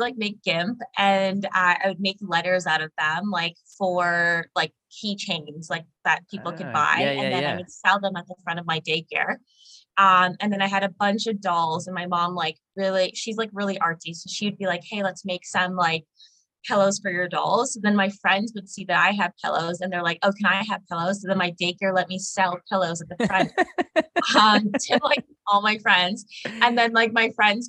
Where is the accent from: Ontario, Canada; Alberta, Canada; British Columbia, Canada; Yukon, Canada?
Ontario, Canada; Markham; also born or lived in Oshawa; I grew up in Markham, so York region, actually